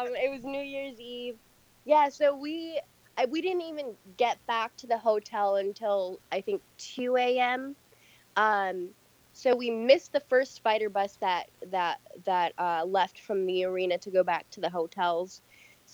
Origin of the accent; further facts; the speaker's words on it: San Francisco, California, United States; also born or lived in Michigan; I'm from San Francisco